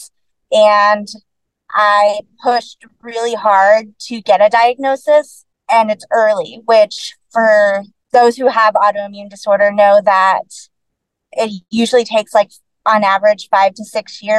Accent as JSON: {"language": "English", "region": "Texas", "country": "United States", "tie": "born or raised there", "said": "born and raised in Texas, lived here my whole life"}